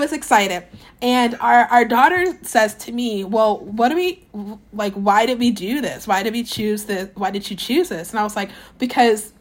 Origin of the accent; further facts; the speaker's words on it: Southeast Texas, United States; I'm from Southeast Texas